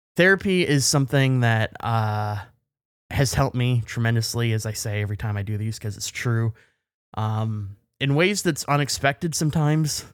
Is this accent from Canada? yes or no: yes; Canada; as a Canadian